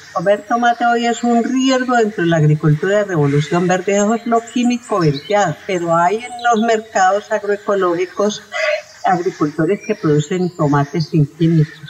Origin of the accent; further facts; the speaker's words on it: Colombia; somos colombianos